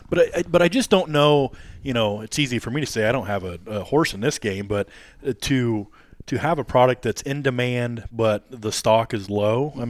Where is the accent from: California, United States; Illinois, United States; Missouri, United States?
Illinois, United States; Warsaw; moved away; being born and raised in Warsaw myself